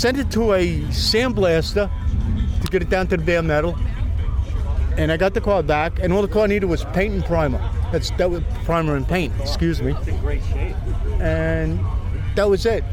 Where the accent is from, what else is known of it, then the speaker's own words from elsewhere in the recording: Bohemia, New York, United States; I'm from Bohemia, New York.